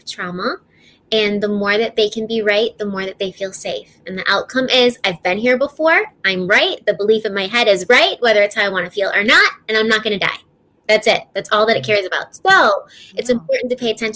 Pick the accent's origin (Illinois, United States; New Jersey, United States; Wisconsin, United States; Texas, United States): Illinois, United States; Chicago; also born or lived in Denver; I'm from Illinois. I'm from Chicago